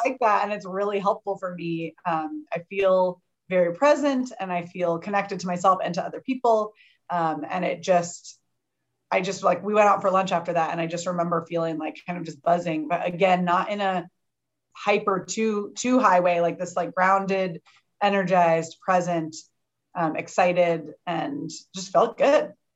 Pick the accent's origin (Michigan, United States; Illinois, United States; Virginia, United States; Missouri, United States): Illinois, United States; Champaign; now in St. Louis, United States; I grew up in Champaign, where Heidi lives, and I now live in St. Louis.